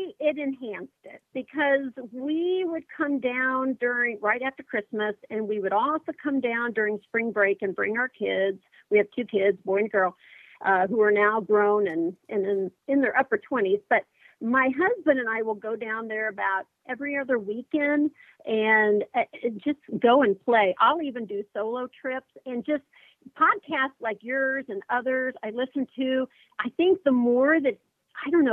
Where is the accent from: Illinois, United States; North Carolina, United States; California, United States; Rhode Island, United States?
Illinois, United States; moved away as an adult; now in Newberry, United States; originally I'm from the Midwest like you, from Illinois, but I'm currently living in Newberry, Florida